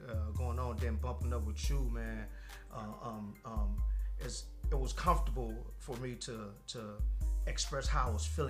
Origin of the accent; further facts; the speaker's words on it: California, United States; now in Tennessee, United States; We're from California.